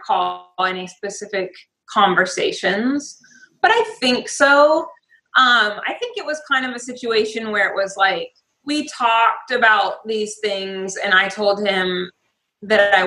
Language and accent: English; Spokane, Washington, United States; now in Vancouver, Washington, United States; from Spokane. So I grew up and graduated high school in Spokane